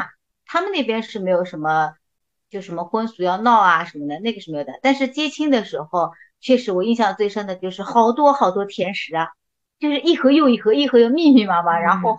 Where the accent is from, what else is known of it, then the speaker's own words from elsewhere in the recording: Shanghai, China; first language Chinese; 一场是在乡下，因为我是本地人。